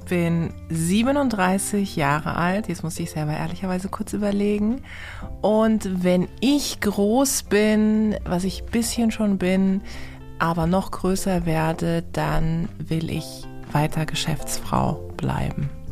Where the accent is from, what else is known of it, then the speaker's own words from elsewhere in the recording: Karlsruhe, Baden-Württemberg, Germany; meine Mutter ist äh, die Person, die jeden in meiner Heimatstadt in Karlsruhe kennt